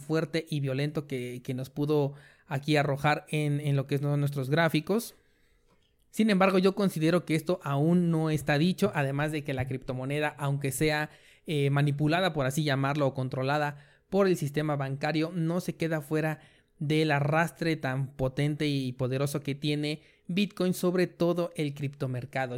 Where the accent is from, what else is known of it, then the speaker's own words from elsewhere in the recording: Mexico; yo que soy de México